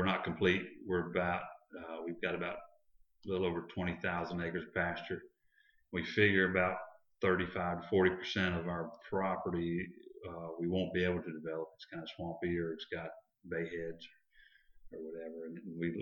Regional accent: DeLand, Florida, United States; I was raised in D-Land, Florida

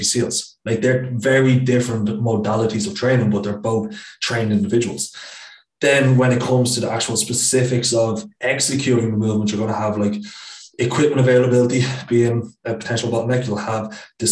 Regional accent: Dublin, Leinster, Ireland; moved away as an adult; I'm from Dublin like yourself

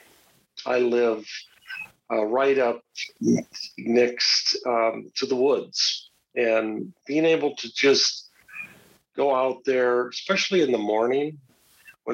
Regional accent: Mankato, Minnesota, United States; also born or lived in northeast Nebraska; now in Roslyn, United States; I grew up in Mankato, Minnesota, in south central Minnesota

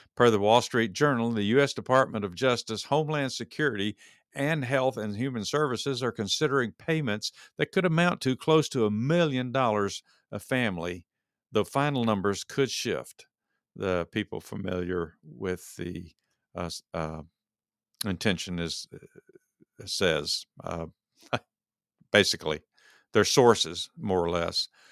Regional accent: Texas, United States; moved away; I'm from Texas originally

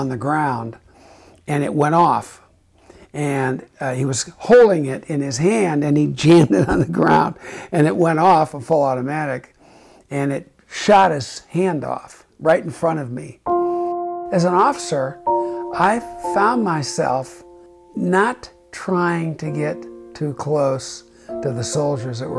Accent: Chicago, Illinois, United States; I was from Chicago, and my senator was Senator Everett Dirksen

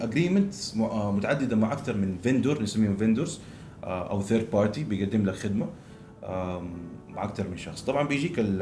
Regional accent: Jeddah, Makkah Province, Saudi Arabia; born or raised there; also born or lived in Dundee, Scotland

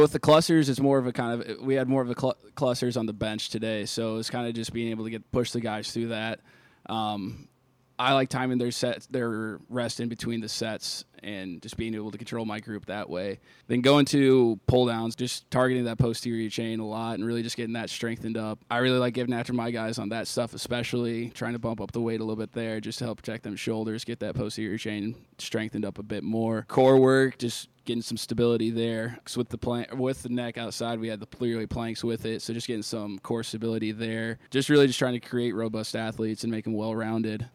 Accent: Iowa, United States; now in Youngstown, United States; I'm originally from Iowa

